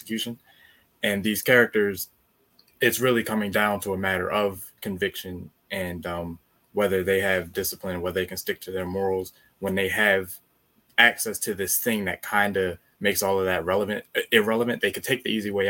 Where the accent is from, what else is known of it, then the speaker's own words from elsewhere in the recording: Maryland, United States; I'm from Maryland